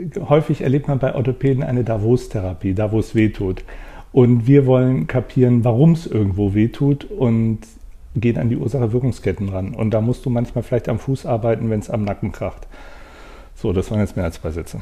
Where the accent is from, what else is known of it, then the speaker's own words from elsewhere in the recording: Bonn, North Rhine-Westphalia, Germany; also born or lived in Wuppertal; aber ich bin in äh, Bonn, im Bonner Umfeld aufgewachsen, also auch am Rhein